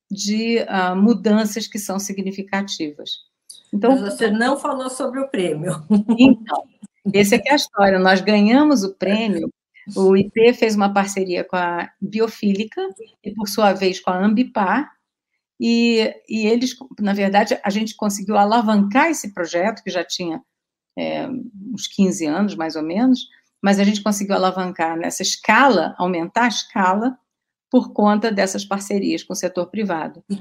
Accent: São Paulo, Brazil; born there; a gente nasceu no Pontal do Paranapanema, que é no extremo oeste do estado de São Paulo.

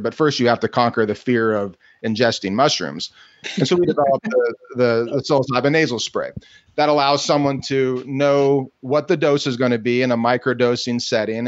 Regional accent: Kansas City, Missouri, United States; I'm from Kansas City, Missouri, and and and I grew up uh, going to the family farms

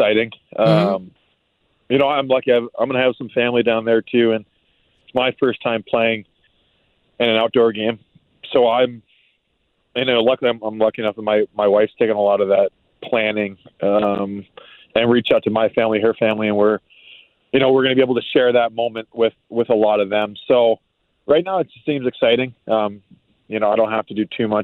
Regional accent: Maine, United States; moved away; I grew up in Maine

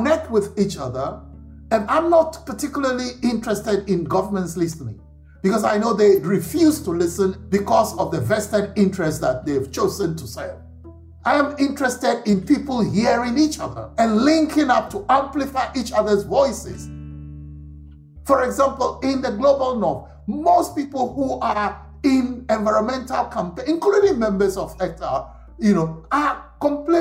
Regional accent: Ghana; moved away; I come originally from Ghana in West Africa

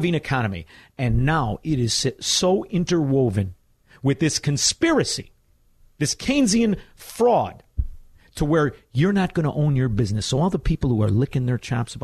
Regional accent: Chicago, Illinois, United States; as a Chicagoan

